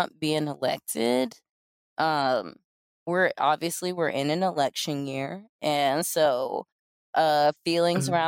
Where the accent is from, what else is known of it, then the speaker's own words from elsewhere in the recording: the South, United States; I'm from the South